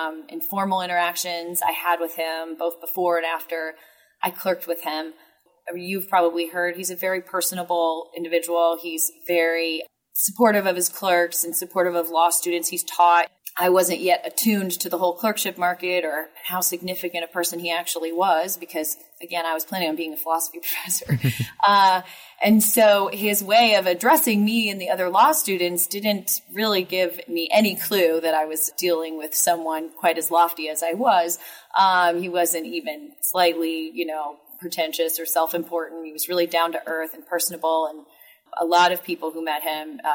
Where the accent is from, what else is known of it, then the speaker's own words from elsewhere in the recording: Indianapolis, Indiana, United States; now in St. Louis, United States; I'm originally from Indianapolis, and my husband is from St. Louis